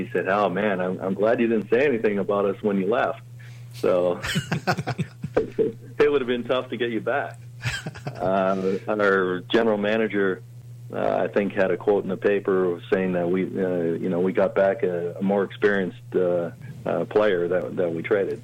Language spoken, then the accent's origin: English; Cambridge, Ontario, Canada; also born or lived in Toronto, Ontario; growing up in Cambridge